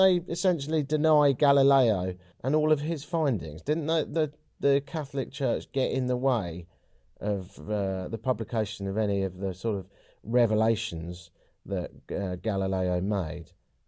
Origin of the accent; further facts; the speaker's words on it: London, United Kingdom; in the same way that I, as a Londoner, wouldn't dream about having fish and chips in Covent Garden.